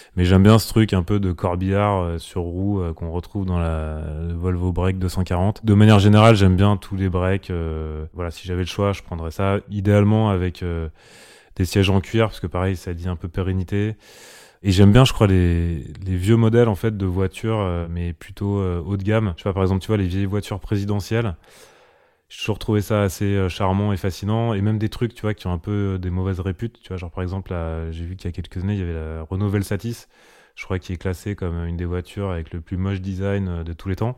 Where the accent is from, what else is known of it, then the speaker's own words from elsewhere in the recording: Lyon, Auvergne-Rhône-Alpes, France; now in Paris, France; je suis né en 1980 à Lyon.